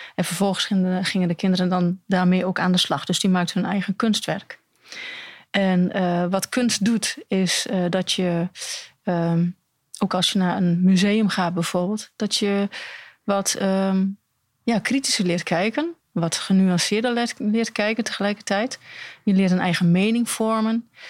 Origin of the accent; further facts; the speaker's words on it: Almelo, Overijssel, Netherlands; also born or lived in Hengelo; ik ben opgegroeid in Almelo